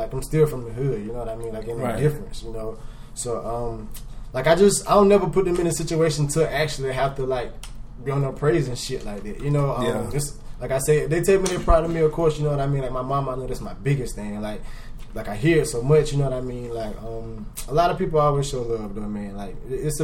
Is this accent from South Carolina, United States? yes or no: yes; Zion Hill, Fairfield County, South Carolina, United States; now in Atlanta, United States; Like I'm from Zion Hill, like a place in Fairfield, you know, well of course South Carolina, but I'm from Zion Hill